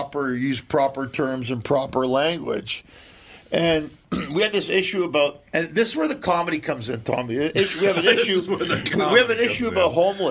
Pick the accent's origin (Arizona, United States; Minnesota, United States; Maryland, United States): Minnesota, United States; Minneapolis; whenever I'm in LA, they always ask me, "Are you from Chicago or Wisconsin?" Or no, I always tell them I'm from Minneapolis.